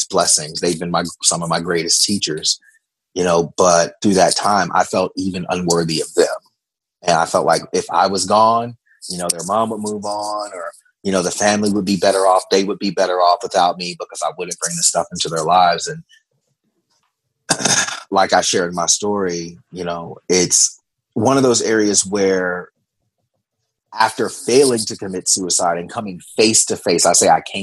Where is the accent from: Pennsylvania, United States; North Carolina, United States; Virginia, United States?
Virginia, United States; I grew up in the Bible Belt of Virginia.